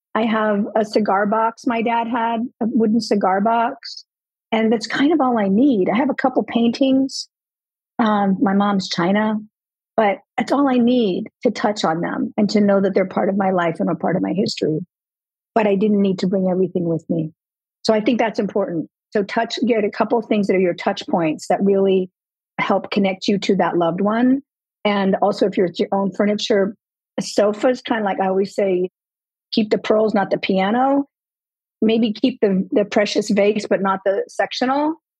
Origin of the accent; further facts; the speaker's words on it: Southern California, United States; moved away as an adult; also born or lived in Colorado; now in Florida, United States; we were born and raised in Southern California